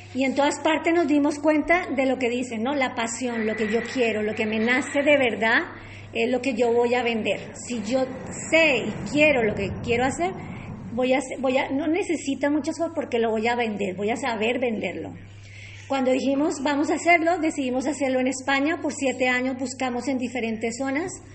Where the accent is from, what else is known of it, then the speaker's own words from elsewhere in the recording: Colombia; moved away as an adult; also born or lived in Peru; now in Trujillo, Spain; Yo soy colombiana y fui a hacer mi práctica de turismo en Colombia